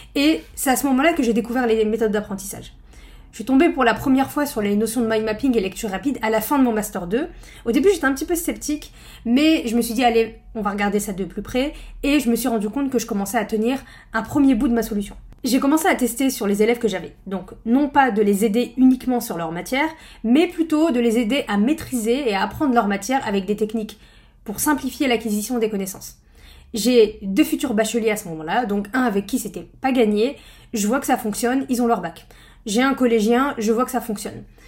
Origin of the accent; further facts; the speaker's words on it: northern France, France; je viens du nord de la France